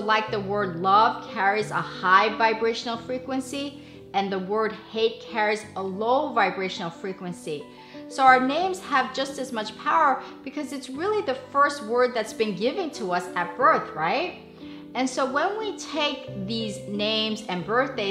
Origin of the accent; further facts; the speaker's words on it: Seoul, South Korea; I was born in Seoul, Korea on April 23rd, 1969